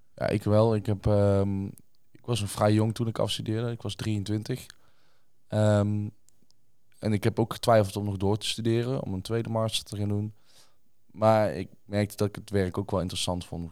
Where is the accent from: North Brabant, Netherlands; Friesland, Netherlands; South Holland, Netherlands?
North Brabant, Netherlands; Tilburg; ik kom zelf uit Tilburg